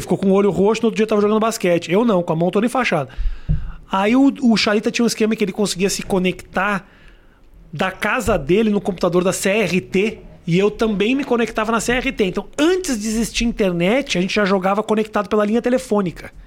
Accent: Porto Alegre, Rio Grande do Sul, Brazil; moved away as an adult; Quando eu saí de Porto Alegre

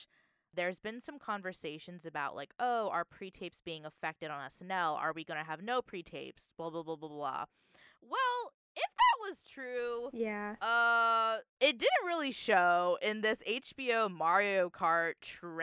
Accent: Orange County, California, United States; I'm from Orange County

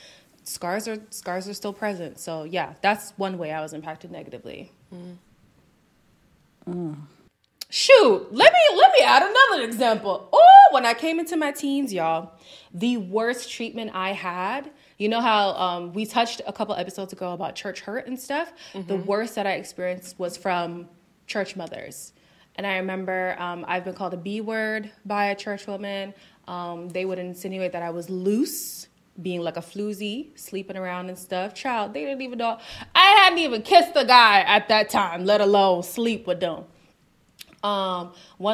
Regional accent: Zimbabwe; moved away; also born or lived in North America; I am an immigrant from Zimbabwe

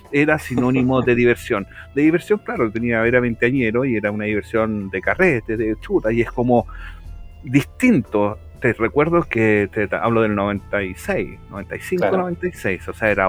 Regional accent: Peñaflor, Santiago Metropolitan Region, Chile; eh, soy diseñador de juegos. puta, soy peñaflorino, a pesar que nací en Santiago, en, Independencia, eh, viví casi toda mi vida en Peñaflor, un pueblo muy, muy sano, muy lindo, que la afuera de Santiago

